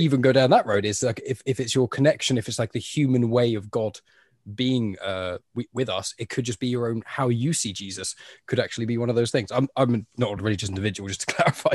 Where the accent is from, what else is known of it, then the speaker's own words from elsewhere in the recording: England, United Kingdom; I'm from England, so it's like I went to a Catholic school, my my primary school, so from the age of like five to ten